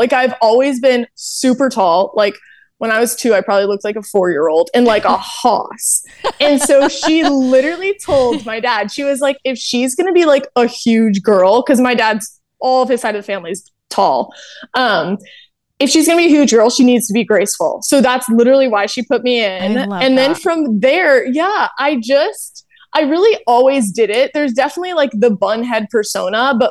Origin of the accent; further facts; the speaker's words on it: the South, United States; moved away as an adult; also born or lived in Indianapolis / Los Angeles; I'm a very Southern girl